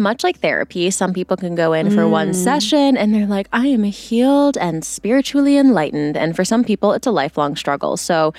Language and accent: English; Virginia, United States; my home state.